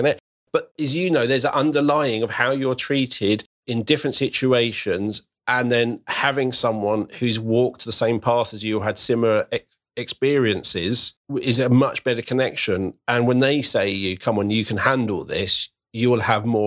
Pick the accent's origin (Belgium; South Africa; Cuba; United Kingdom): United Kingdom; Croydon, London; now in Berkshire, United Kingdom; I grew up in Croydon, very, very diverse, very, I loved it growing up. I now live over in Berkshire